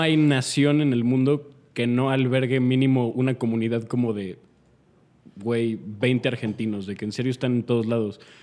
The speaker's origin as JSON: {"language": "Spanish", "country": "Mexico", "said": "no les cae bien que yo sea mexicano"}